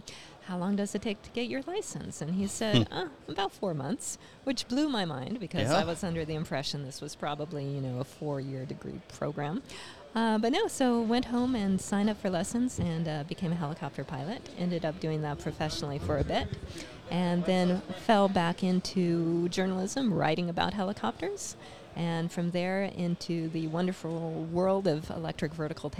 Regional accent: Silver City, New Mexico, United States; I grew up in the woods, basically, near Silver City, New Mexico

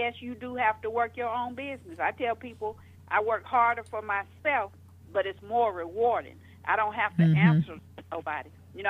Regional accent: Georgia, United States; also born or lived in Florida; I got married at 18, divorced at 21, was in Florida, down there by myself. I came from Georgia.

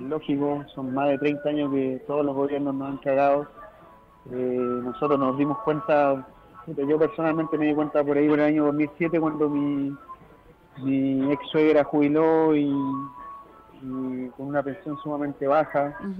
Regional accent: Arica, Arica y Parinacota, Chile; Arica está alejado y, no, pues también somos chilenos

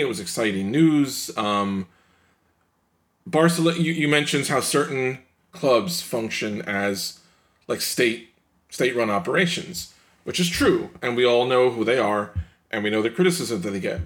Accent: New York, United States; as a New Yorker

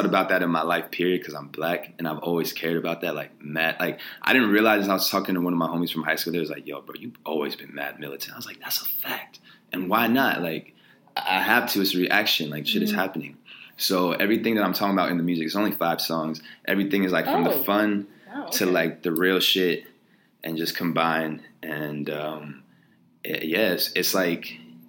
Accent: New York City, New York, United States; Like it's kind of crazy to think like New York is like my hometown.

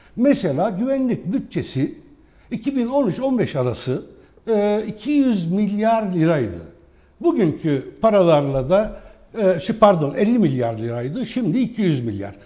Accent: Nusaybin, Mardin, Turkey; first language Arabic; Turkish is a second language; moved away; Mardin Nusaybin doğumluyum. Ana dilim Arapçadır benim. Fakat e, büyüdüğüm Nusaybin'de

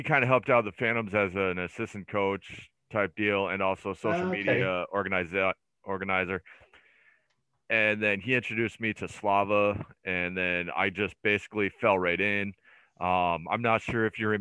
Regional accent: United States; moved away; also born or lived in Peterborough; me being an American goalie

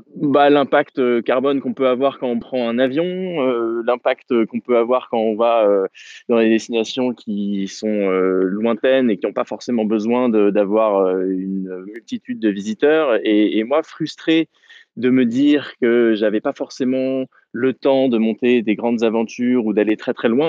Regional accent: Normandy, France; je suis de Normandie

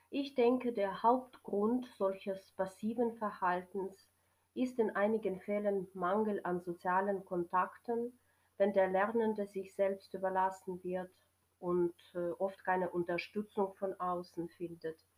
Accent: Ukraine; German is a second language; ich komme aus der Ukraine.

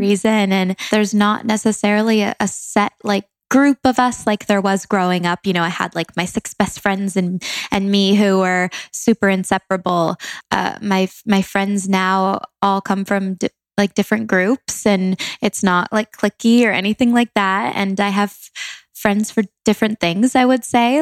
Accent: Langley, British Columbia, Canada; moved away as an adult; now in Los Angeles, United States; I'm from Langley, Canada, a small town, but moved to LA um, three

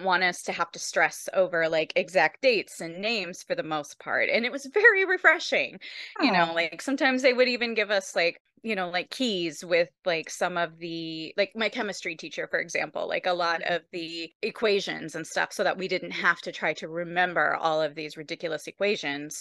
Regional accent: Michigan, United States; moved away; I'm from Michigan originally

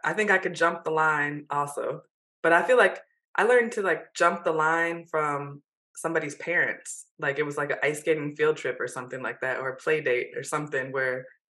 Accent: Michigan, United States; growing up in Michigan, you would have thought that we would have been exposed to hockey more than we were.

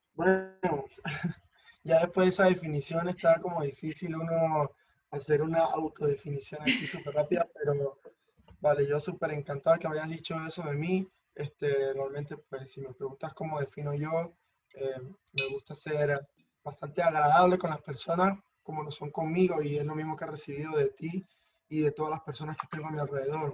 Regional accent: Mérida, Venezuela; moved away as an adult; now in Madrid, Spain; vengo de la ciudad de Mérida.

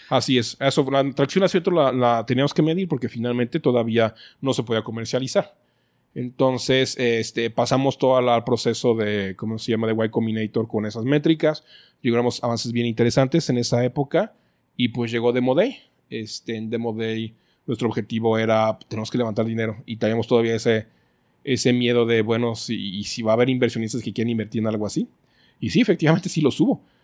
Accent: Guadalajara, Jalisco, Mexico; los mexicanos, creo que somos únicos mexicanos

